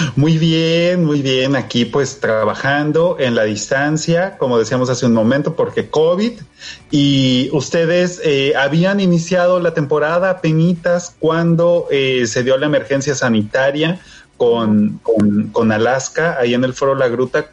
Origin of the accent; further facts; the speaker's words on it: northern Mexico, Mexico; los que somos del norte, los que no crecimos en la Ciudad de México